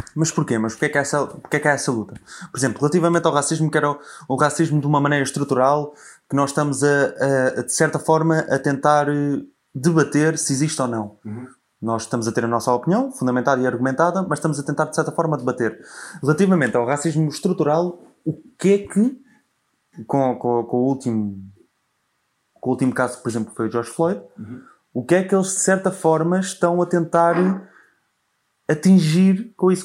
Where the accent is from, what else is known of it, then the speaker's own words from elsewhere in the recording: Portugal; Eu sempre deduzi que eu fosse português